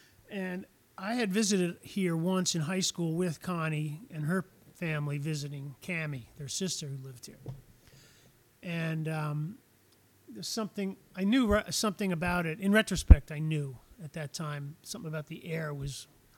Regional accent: Chappaqua, New York, United States; also born or lived in Santa Fe; now in Nantucket, United States; I grew up in Chappaqua, New York.

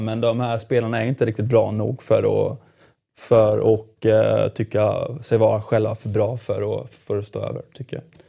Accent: Jönköping, Jönköping County, Sweden; Jönköping där jag kommer ifrån

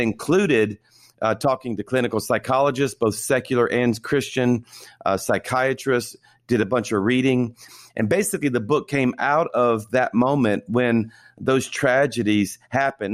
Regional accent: South Louisiana, United States; I was born and raised in South Louisiana

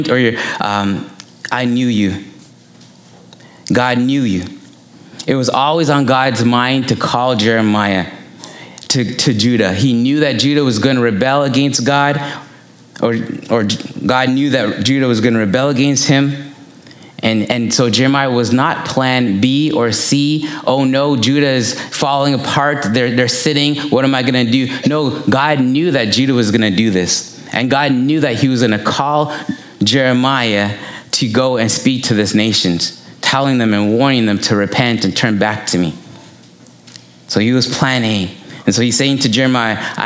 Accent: Toronto, Ontario, Canada; I grew up in Malvern

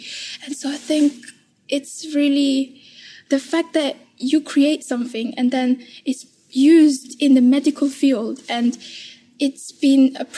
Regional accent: London, United Kingdom; I come from East London, from Green Spring Academy, Shoreditch, and I'm in year 11.

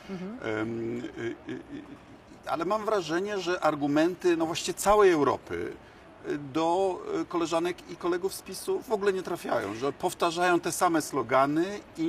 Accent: Bydgoszcz, Kuyavian-Pomeranian Voivodeship, Poland; u nas w Bydgoszczy

